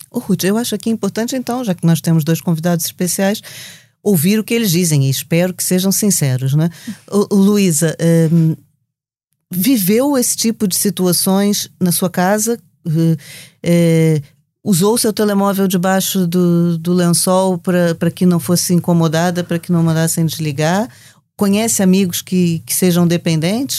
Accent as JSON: {"language": "Portuguese", "country": "Brazil", "accent": "Brazilian", "said": "como vocês já perceberam pelo meu sotaque"}